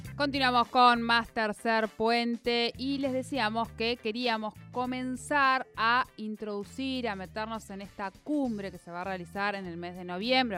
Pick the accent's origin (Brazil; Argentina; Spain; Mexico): Argentina; nuestras cabecitas acá en Argentina.